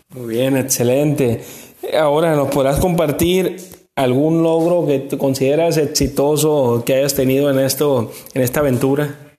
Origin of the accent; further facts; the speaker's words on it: El Walamo, Mazatlán, Sinaloa, Mexico; nosotros somos de un pueblo